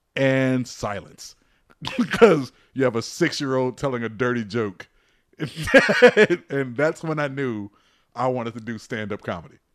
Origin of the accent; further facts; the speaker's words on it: Peoria, Illinois, United States; I was a member of the River City Athletic Club in Peoria, Illinois